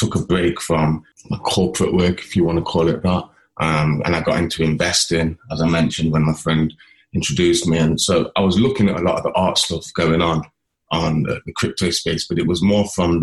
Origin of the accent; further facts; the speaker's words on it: Nottingham, East Midlands, United Kingdom; I'm from Nottingham, a lens-based artist